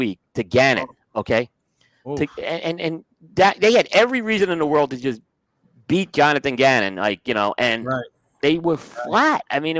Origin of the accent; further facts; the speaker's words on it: New York, United States; which I don't think Dick Van Dyke resonated growing up in New York, in my opinion.